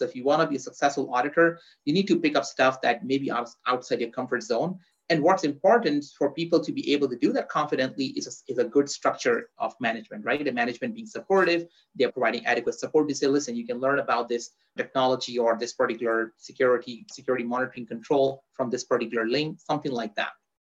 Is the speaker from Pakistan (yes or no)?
yes; Pakistan; born there; also born or lived in Dubai / Saudi Arabia; So I was born in Pakistan in Southeast Asia. Then I lived in Dubai